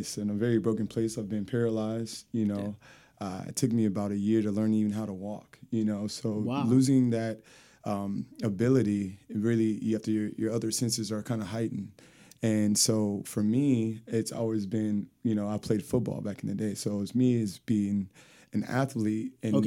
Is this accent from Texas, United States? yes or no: yes; Seguin, Texas, United States; also born or lived in San Antonio, Texas; Technically, I was born in San Antonio, but I was raised in Seguin, Texas